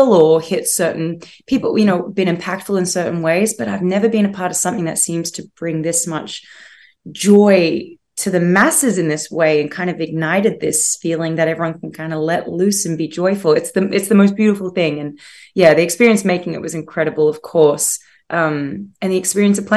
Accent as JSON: {"language": "English", "country": "Australia", "accent": "Australian", "said": "I'm Australian"}